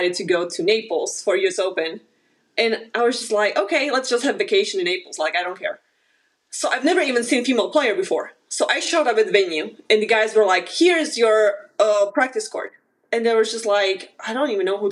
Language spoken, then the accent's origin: English; Slovakia; English is a second language; moved away as an adult; now in Wichita, United States; I grew up in Slovakia, and I started to play tennis when I was 7